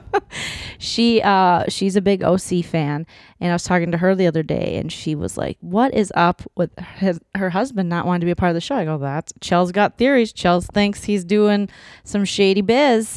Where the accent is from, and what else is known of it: Minnesota, United States